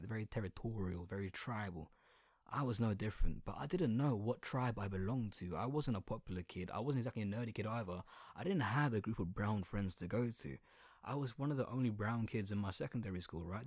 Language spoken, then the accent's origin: English; Colchester, East of England, United Kingdom; accent: Essex accent with a little bit of London twang; first language Bengali; English is a second language; I'm nineteen and I was born in Colchester